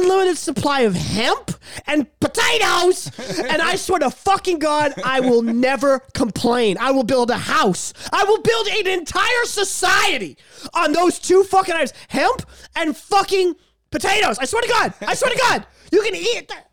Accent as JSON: {"language": "English", "country": "Canada", "said": "We're fucking hick-ass Canadians up here with our winter coats and our igloos, and our free healthcare."}